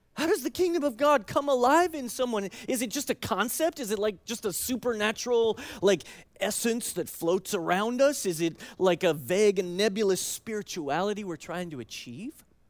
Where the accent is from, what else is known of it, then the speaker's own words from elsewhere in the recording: United States; as American Christians